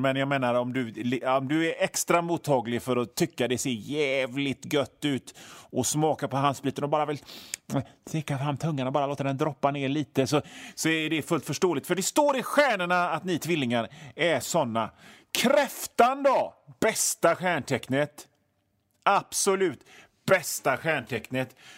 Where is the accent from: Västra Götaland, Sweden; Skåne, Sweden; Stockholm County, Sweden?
Västra Götaland, Sweden; Hönö; Jag kommer ifrån Hönö eh, i Öckerö kommun.